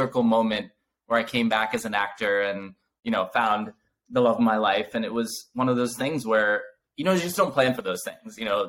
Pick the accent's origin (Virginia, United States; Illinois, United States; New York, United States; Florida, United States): New York, United States; I'm a New Yorker by heart